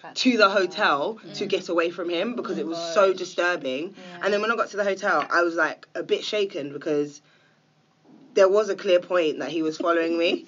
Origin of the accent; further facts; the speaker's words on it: England, United Kingdom; I'm English.